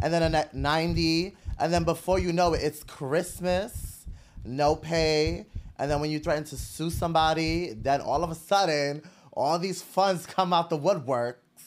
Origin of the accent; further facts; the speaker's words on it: New York City, New York, United States; I was born and raised in Brooklyn